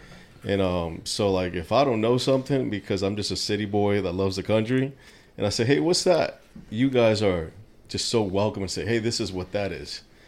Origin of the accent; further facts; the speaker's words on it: New York City, New York, United States; moved away; I grew up in New York City.